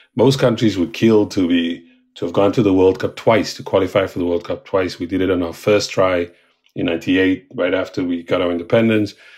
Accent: South Africa; now in New York City, United States; I'm South African

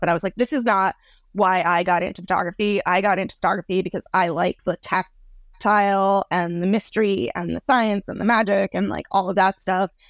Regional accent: Boston, Massachusetts, United States; I grew up in Boston, Massachusetts

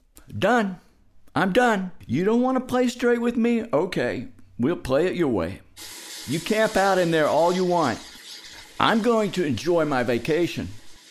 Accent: Fort Worth, Texas, United States; Fort Worth originally.

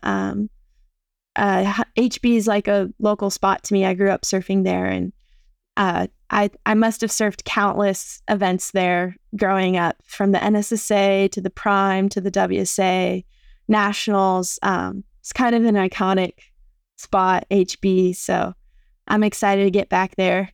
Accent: San Clemente, California, United States; moved away as an adult; also born or lived in Wailua, Hawaii; now in Oahu, United States; I've, um, lived in San Clemente almost my whole life. Originally, I am from Wailua, just here in Hawaii, um, and I moved over to San Clemente when I was around six years old. and I've lived there since

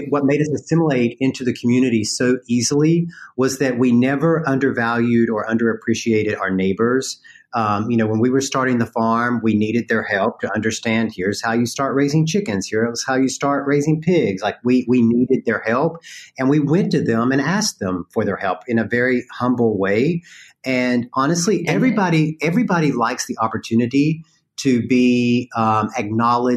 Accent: North Carolina, United States; accent: Southern; I grew up in North Carolina

